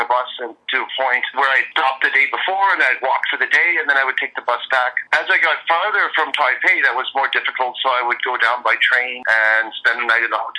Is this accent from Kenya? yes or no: no; Canada; also born or lived in Montreal / Vancouver; now in Taiwan; From Canada, and our family moved around Canada quite a bit. So I guess I like to say that the two places I most identify with in Canada are Montreal and Vancouver.